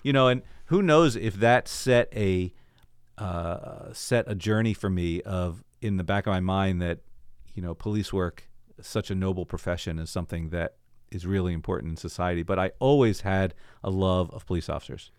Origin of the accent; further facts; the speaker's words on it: Baltimore, Maryland, United States; moved away as an adult; also born or lived in Pikesville, Maryland; now in Northern Virginia, United States; I grew up in Baltimore, uh, so I'm now in the Northern Virginia area